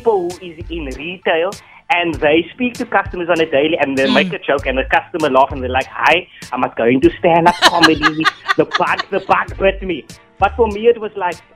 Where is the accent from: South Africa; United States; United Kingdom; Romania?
South Africa; Cape Town, Western Cape; I was born in Nova Park, Surrey Estates, Cape Town, because we moved a lot